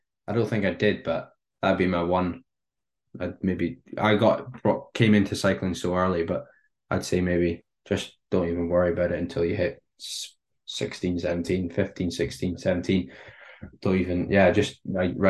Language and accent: English; United Kingdom; being British